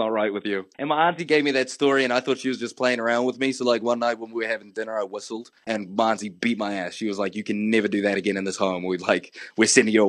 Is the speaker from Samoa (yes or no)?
yes; Samoa; now in New Zealand; I'm based in New Zealand, but I was raised in Samoa for a bit.